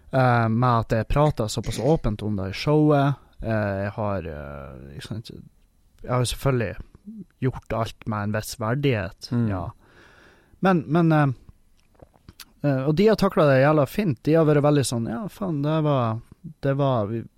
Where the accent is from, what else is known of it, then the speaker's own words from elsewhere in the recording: Halsa, Nordland, Norway; jeg er fra Halsa